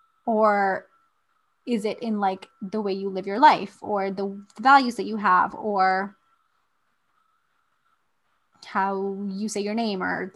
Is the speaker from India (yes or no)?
yes; India; moved away; if I've left India, does that mean that I'm no longer in touch with what being Indian means?